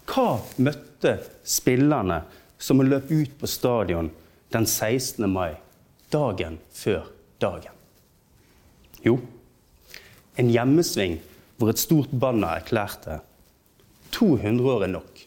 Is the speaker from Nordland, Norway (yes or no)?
no; Bergen, Vestland, Norway; Jeg er en bergenser. Og så lenge jeg kan huske, så har jeg vært en bergenser. Og så lenge jeg kan huske, så har det vært viktig for meg at jeg er bergenser.